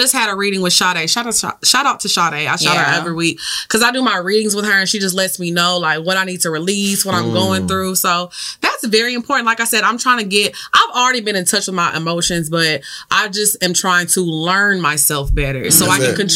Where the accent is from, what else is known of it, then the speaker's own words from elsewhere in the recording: Orange, Texas, United States; I am from Orange, Texas